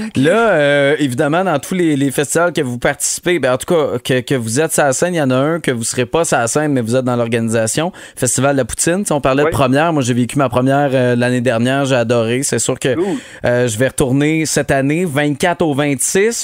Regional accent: Montérégie, Quebec, Canada; chez nous en Montérégie

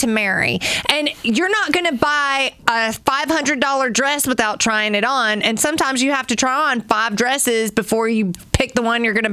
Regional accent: Pinson, Alabama, United States; I grew up in Pinson

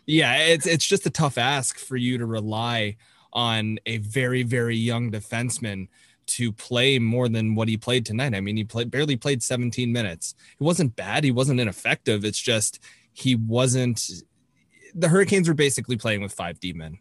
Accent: Toronto, Ontario, Canada; I am from Toronto, so I got to watch Jake mm-hmm. play for a lot of his career

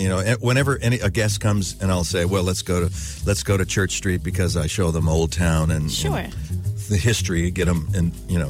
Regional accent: California, United States; moved away as an adult; also born or lived in Los Angeles; now in New Mexico, United States; I'm native Californian

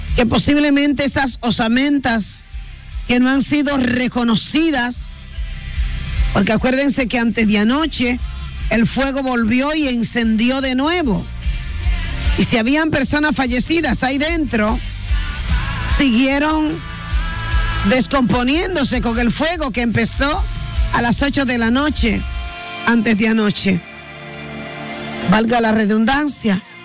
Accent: Dominican Republic; nosotros como dominicanos

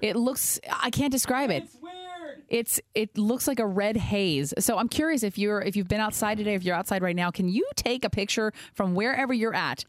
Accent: the Bay Area, California, United States; I've lived in the Bay my whole life

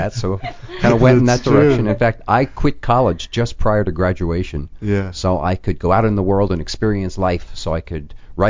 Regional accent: New York City, New York, United States; moved away as an adult; also born or lived in Milwaukee; No, I was born in the Bronx. In New York. Yeah. And I grew up in New York.

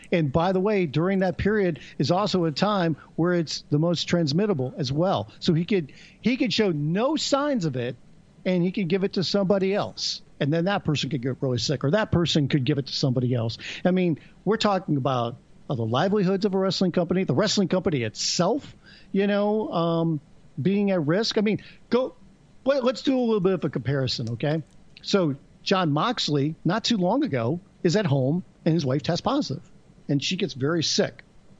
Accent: Illinois, United States; Well, I'm originally from Illinois, but I was a long time ago.

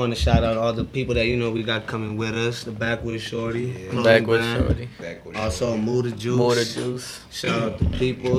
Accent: San Bernardino, California, United States; also born or lived in Chula Vista, California / Rialto, California / Moreno Valley, California; But I was raised in San Bernardino my whole life.

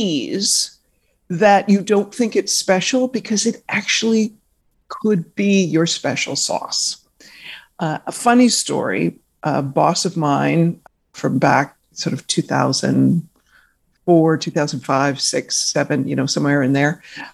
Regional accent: Victoria, British Columbia, Canada; moved away as an adult; also born or lived in Vancouver / Toronto; I grew up in Victoria, British Columbia, Canada

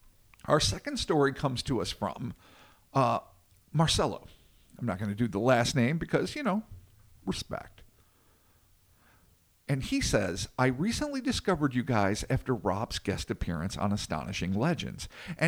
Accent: São Paulo, Brazil; I was born in Brazil, and for a very large portion of my life in a small town in rural Sao Paulo, the state of Sao Paulo, not the city, of about 70,000 people.

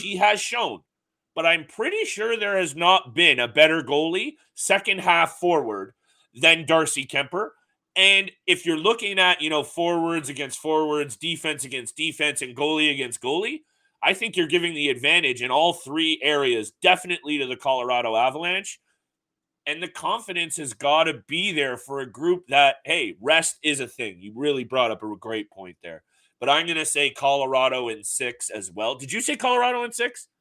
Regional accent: Canada; we're Canadian

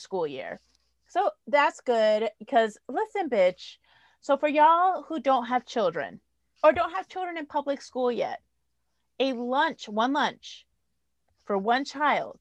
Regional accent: New Haven, Connecticut, United States; I'm poor. I grew up in New Haven.

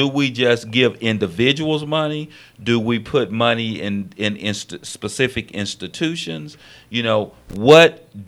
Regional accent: the South, United States; I was born and raised in the South

